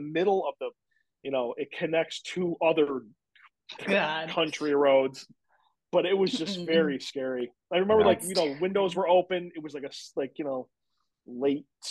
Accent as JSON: {"language": "English", "town": "Williamson", "region": "New York", "country": "United States", "tie": "born or raised there", "said": "when I was a kid, I grew up in Williamson, which is all apple orchards."}